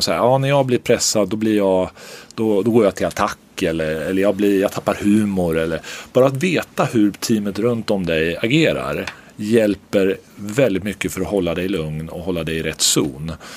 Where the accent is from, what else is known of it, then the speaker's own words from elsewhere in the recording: Örebro, Örebro County, Sweden; moved away; also born or lived in New Jersey; jag är örebroare för alltid